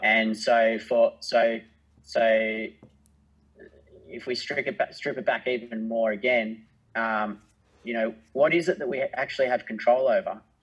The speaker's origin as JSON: {"language": "English", "country": "Australia", "said": "being an Australian"}